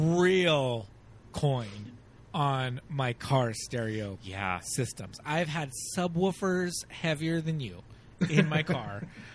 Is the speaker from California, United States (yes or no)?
yes; Los Angeles, California, United States; And, I mean, I come from East L.A.